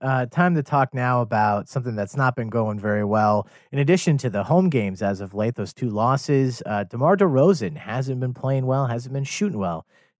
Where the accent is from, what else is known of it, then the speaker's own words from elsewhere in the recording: Midwest, United States; I'm from the Midwest.